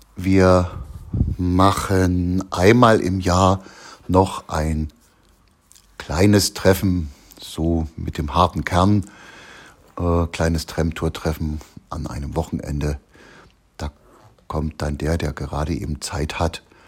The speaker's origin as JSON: {"language": "German", "country": "Germany", "said": "bei uns in der DDR"}